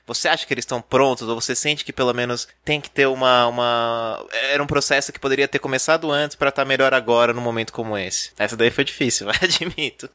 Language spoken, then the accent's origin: Portuguese; Ribeirão Pires, São Paulo, Brazil; eu sou de Ribeirão Pires, que é uma cidade considerada uma instância turística.